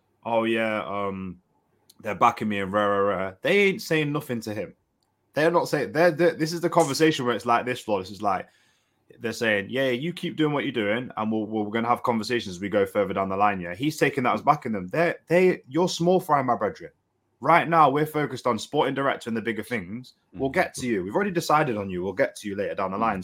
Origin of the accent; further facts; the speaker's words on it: Nottingham, East Midlands, United Kingdom; it's in my hometown